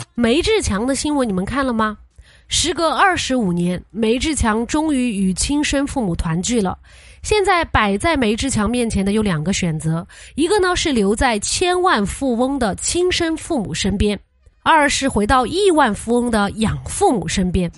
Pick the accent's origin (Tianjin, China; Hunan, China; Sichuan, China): Sichuan, China; 作为四川人